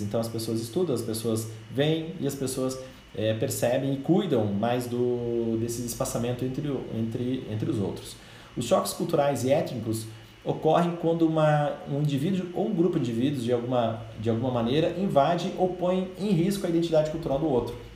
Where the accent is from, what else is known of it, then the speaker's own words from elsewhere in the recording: Brazil; nós como brasileiros